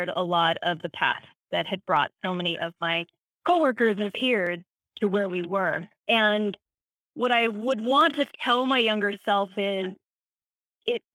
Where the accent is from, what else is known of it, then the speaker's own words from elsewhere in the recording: Maryland, United States; moved away; also born or lived in Utah; I wasn't native to this region. I grew up in Maryland, so that was a new culture